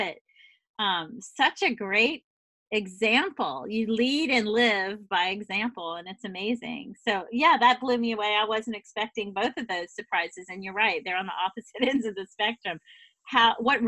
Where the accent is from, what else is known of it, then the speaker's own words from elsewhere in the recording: the South, United States; moved away; also born or lived in the Northeast; I'm a woman from the South who moved to the Northeast